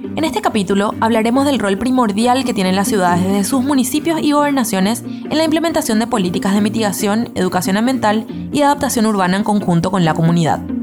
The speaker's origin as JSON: {"language": "Spanish", "country": "Paraguay", "said": "En Paraguay generamos por persona"}